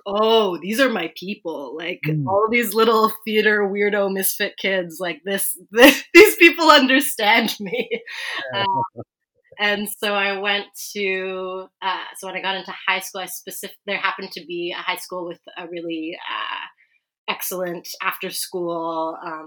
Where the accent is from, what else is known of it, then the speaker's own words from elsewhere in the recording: Vancouver, British Columbia, Canada; I grew up in East Vancouver, so unceded Musqueam, Squamish, and Tsleil-Waututh territories.